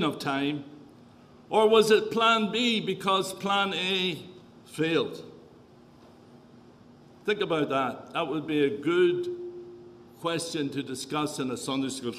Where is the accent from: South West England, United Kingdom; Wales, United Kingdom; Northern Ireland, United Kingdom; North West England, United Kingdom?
Northern Ireland, United Kingdom; accent: Irish; moved away as an adult; also born or lived in Kenya / Tanzania; now in Canada; Was born and raised in the north of Ireland, left there when there was the Troubles